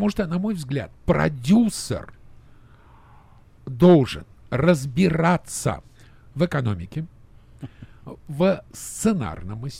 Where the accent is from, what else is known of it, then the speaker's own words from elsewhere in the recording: Dubna, Moscow Oblast, Russia; я из Дубны.